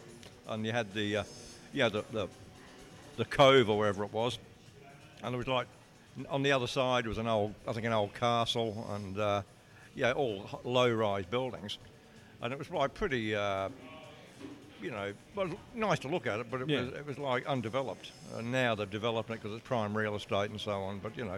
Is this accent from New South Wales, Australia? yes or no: yes; New South Wales, Australia; I'm in South Wales, and that's pretty ironic, because back home I come from New South Wales